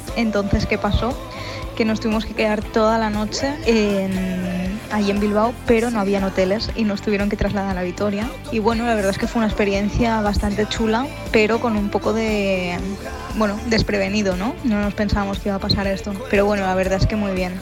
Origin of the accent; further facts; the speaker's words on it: Uruguay; de Uruguay